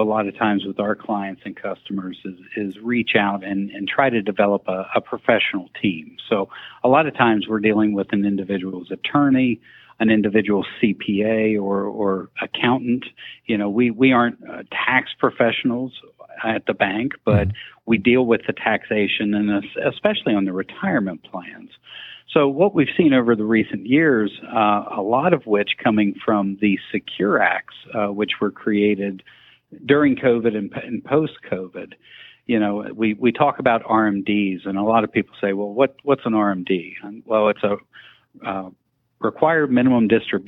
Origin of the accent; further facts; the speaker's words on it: South Central Pennsylvania, United States; also born or lived in Maryland; born and raised in South Central Pennsylvania